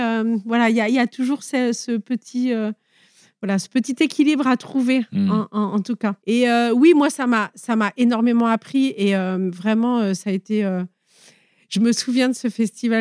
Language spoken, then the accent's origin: French; Nice, Provence-Alpes-Côte d'Azur, France; also born or lived in near Grasse; je viens des Alpes-Maritimes. Au départ, j'étais euh, plutôt niçoise et maintenant, je suis plutôt euh, près de Grasse.